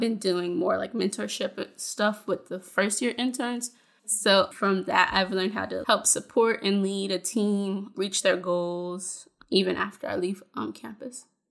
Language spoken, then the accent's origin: English; Fayetteville, North Carolina, United States; I'm from Fayetteville, North Carolina